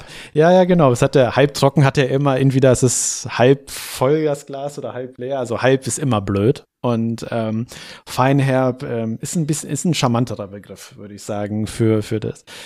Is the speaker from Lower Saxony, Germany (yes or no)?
yes; Hanover, Lower Saxony, Germany; ich bin Hannoveraner